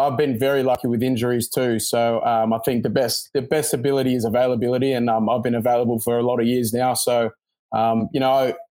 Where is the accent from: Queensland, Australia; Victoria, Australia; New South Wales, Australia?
New South Wales, Australia; Sydney; yep, that's correct.